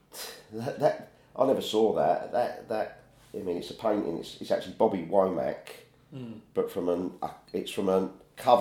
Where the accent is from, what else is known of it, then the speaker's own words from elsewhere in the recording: Woolwich, London, United Kingdom; I was born in Woolwich